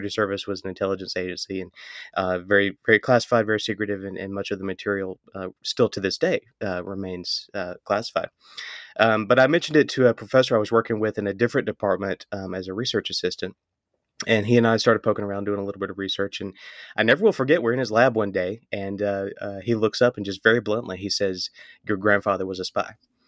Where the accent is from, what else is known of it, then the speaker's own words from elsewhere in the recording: Mississippi, United States; he would tell stories to my brother and I as we were kind of growing up in Northeast Mississippi about that experience.